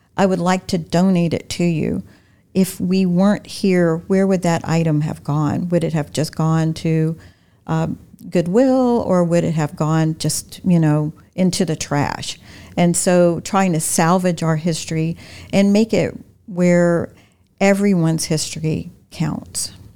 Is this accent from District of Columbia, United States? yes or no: no; Wilmington, North Carolina, United States; also born or lived in Florida; now in Lakeland, United States; my hometown of Wilmington